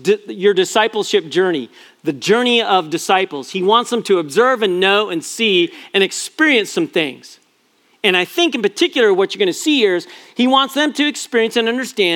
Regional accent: Prescott, Arizona, United States; moved away; also born or lived in San Jose, California; When I grew up in Prescott, Linda and I were in San Jose for 16 years, but Arizona is my home, and Prescott, Arizona is my hometown

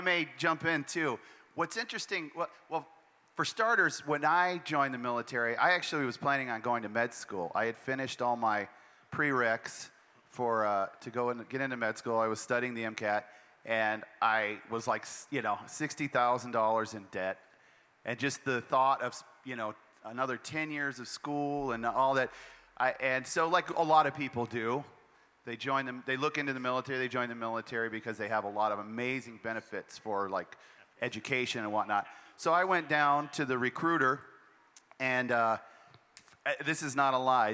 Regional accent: Montana, United States; moved away; I'm from Montana

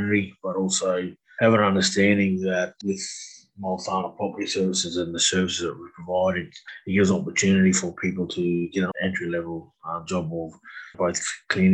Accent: Cairns, Queensland, Australia; also born or lived in Townsville / Brisbane / Canberra; I'm born and bred in Cairns

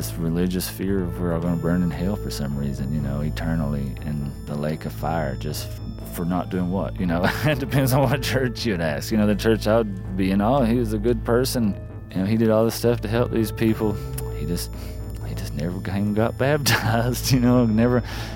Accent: Appalachia, United States; as an artist, as Appalachian

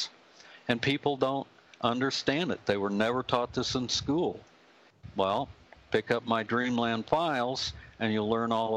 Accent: United States; I'm an American patriot. I have red, white, and blue blood flowing through my veins. This country is in my DNA, and I love America

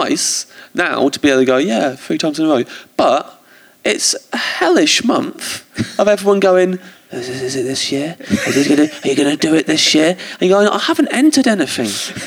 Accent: England, United Kingdom; as an English comic

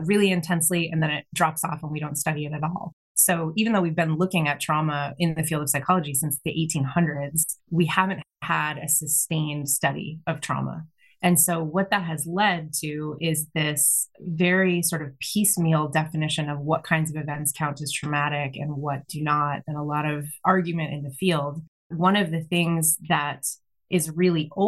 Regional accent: Massachusetts, United States; now in West Coast, United States; I was born in Massachusetts

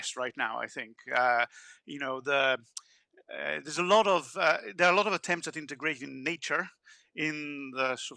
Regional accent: Italy; I'm from Italy.

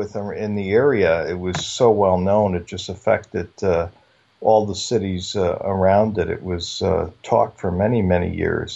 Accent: Bridgeport, Connecticut, United States; I grew up in Bridgeport

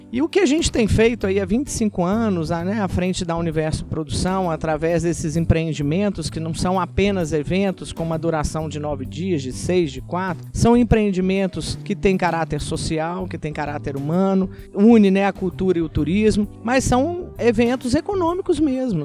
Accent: Minas Gerais, Brazil; eu sou muito mineira.

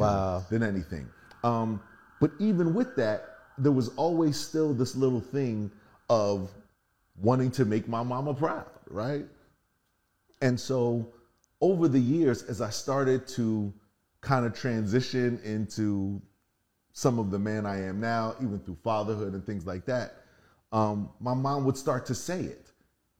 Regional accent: Philadelphia, Pennsylvania, United States; moved away as an adult; I'm from Philly. We are living the normal inner city life

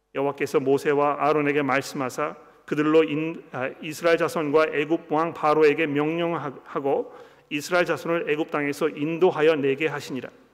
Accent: South Korea

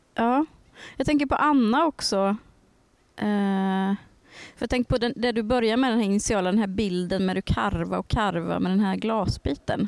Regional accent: Värmland, Sweden; jag är från Värmland

